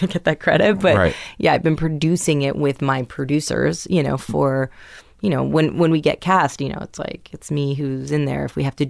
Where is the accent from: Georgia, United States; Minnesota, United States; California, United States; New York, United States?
New York, United States; New York City; New York City. {S4} Mm-hmm. {S5} My hometown.